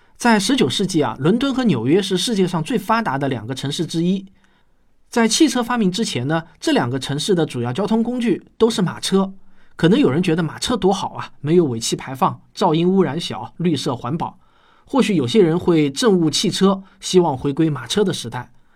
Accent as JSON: {"language": "Chinese", "town": "Shaoxing", "region": "Zhejiang", "country": "China", "tie": "born or raised there", "said": "我记得我小时候在绍兴的侧水牌老家"}